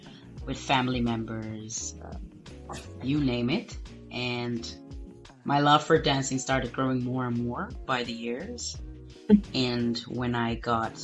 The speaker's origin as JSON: {"language": "English", "country": "Angola", "said": "I'm from Angola"}